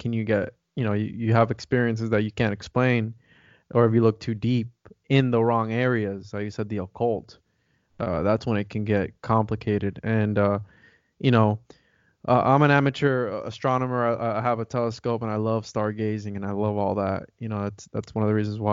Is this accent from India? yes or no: no; Puerto Rico; moved away; I'm from Puerto Rico